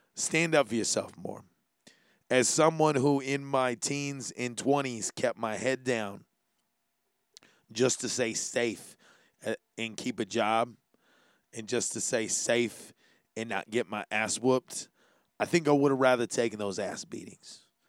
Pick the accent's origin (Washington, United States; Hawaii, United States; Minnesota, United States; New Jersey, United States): Hawaii, United States; being Hawaiian